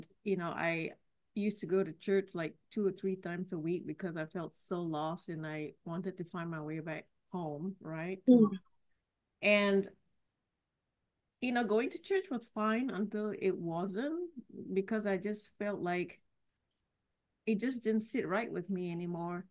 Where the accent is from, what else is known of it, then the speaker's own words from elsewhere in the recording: Singapore; I was born and raised in Singapore